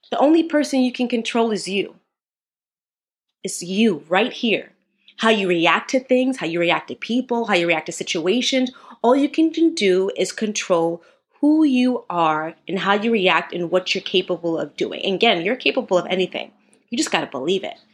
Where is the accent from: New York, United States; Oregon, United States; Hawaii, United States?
New York, United States; because I'm a New Yorker, New Yorker one.